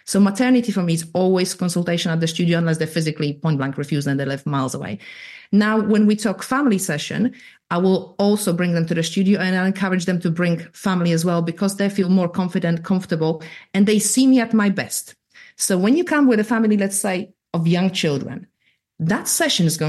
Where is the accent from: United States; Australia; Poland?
Poland; accent: weird Irish American; now in United Kingdom; I'm from Eastern Europe